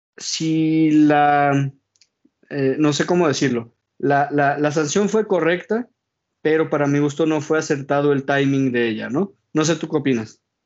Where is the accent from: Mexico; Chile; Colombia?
Mexico; como mexicano